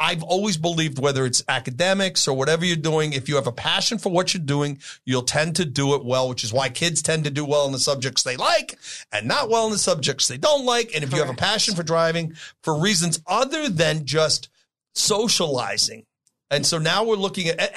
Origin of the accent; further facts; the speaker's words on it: New York City, New York, United States; also born or lived in East Sacramento, California; now in Sacramento, United States; I grew up in the Bronx where leaded paint was